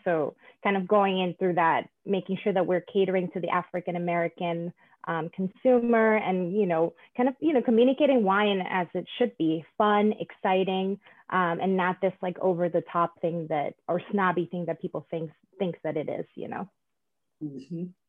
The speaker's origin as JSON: {"language": "English", "country": "Panama", "moved": "yes", "said": "I'm originally from Panama"}